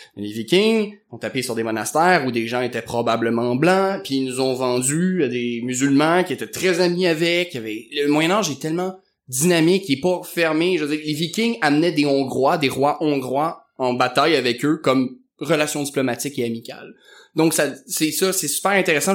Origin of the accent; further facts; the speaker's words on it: Quebec, Canada; au Québec, on nous martèle souvent que une histoire très nouvelle, c'est pas passé grand-chose puis ça me boguait un peu quand j'étais jeune